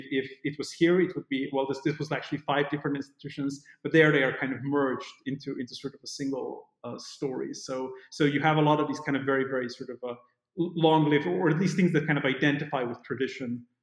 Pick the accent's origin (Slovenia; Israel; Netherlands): Slovenia; English is a second language; also born or lived in Oxford, United Kingdom; now in Austin, United States; Austin is is yet yet again a very different place from both what I'm used to from Slovenia and from Oxford.